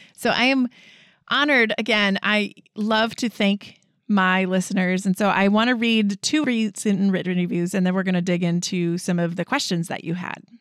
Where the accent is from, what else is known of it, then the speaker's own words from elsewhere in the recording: Wisconsin, United States; we're from Wisconsin